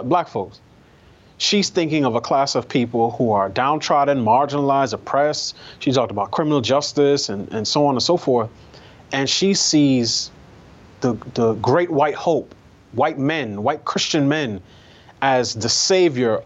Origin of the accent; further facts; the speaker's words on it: New York, United States; I grew up in New York.